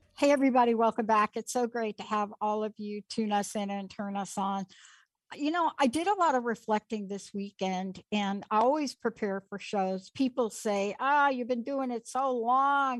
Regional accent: New York City, New York, United States; I'm a kid from the Bronx

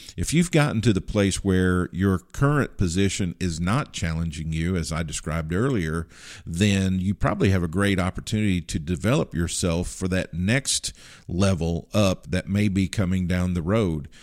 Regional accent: Kentucky, United States; growing up in Kentucky

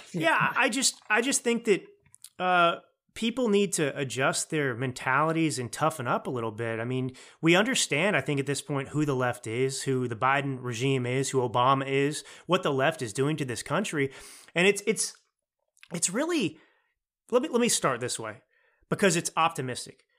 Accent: Texas, United States; moved away as an adult; also born or lived in New York / Los Angeles / Milan, Italy; I grew up in Texas

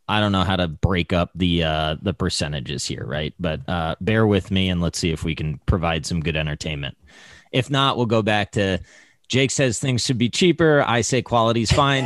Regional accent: United States; I was born in America

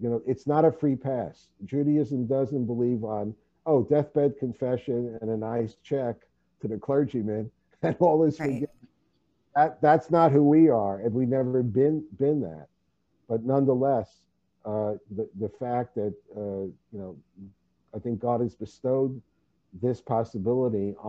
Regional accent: New York City, New York, United States; moved away as an adult; also born or lived in Vancouver, Canada; now in Los Angeles, United States; being born and bred in New York City

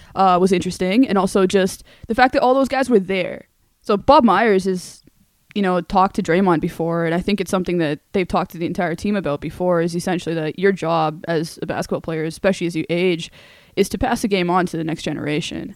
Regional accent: Canada; as a Canadian

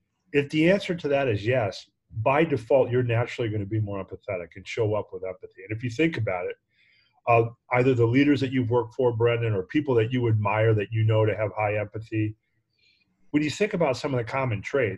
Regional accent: New York, United States; I'm an upstate New York boy by trade, and went to SUNY Binghamton.

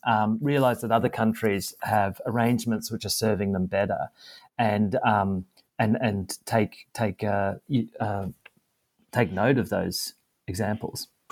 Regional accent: Australia

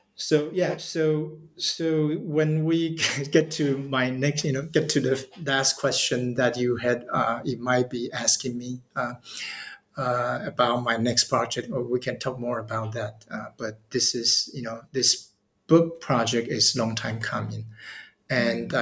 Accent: Taiwan; moved away as an adult; now in Tokyo, Japan; I'm from Taiwan

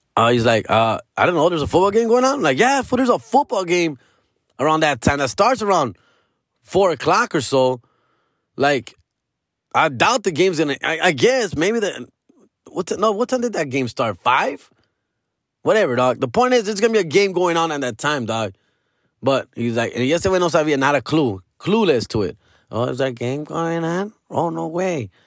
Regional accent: Los Angeles, California, United States; I'm from Los Angeles

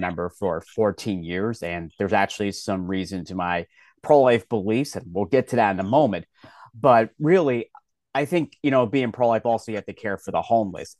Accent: Philadelphia, Pennsylvania, United States; I'm born and raised in Philadelphia

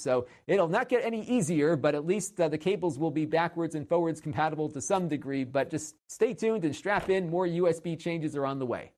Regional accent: Connecticut, United States; my home state of Connecticut

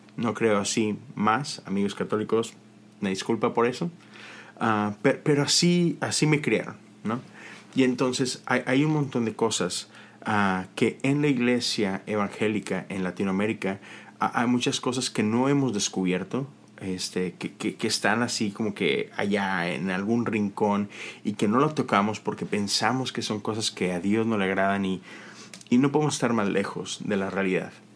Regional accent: Monterrey, Nuevo León, Mexico; now in United States; todos mis amigos de Monterrey, que es de donde yo soy

